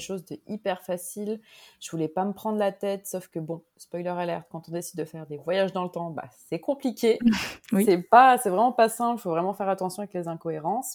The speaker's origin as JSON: {"language": "French", "town": "Grenoble", "region": "Auvergne-Rhône-Alpes", "country": "France", "tie": "born or raised there", "moved": "yes", "lives_now": "Montreal, Canada", "said": "je suis française d'origine, j'ai grandi à Grenoble"}